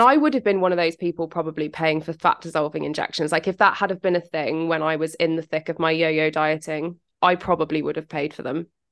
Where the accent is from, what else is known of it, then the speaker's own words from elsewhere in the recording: United Kingdom; accent: British; my British accent